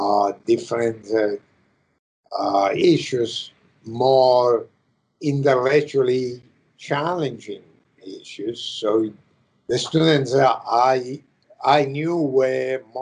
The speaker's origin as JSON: {"language": "English", "country": "Italy", "tie": "born or raised there", "second_language": "English", "moved": "as an adult", "lives_now": "United States", "said": "I I come from Italy"}